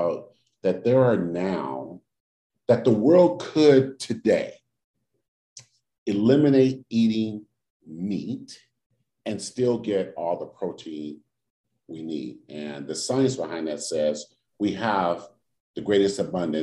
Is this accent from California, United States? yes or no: yes; Oakland, California, United States; when I was growing up in Oakland, we didn't have yards to garden